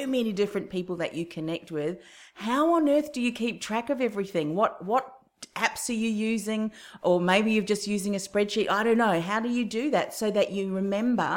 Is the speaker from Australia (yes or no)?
no; New Zealand; moved away; my home country, New Zealand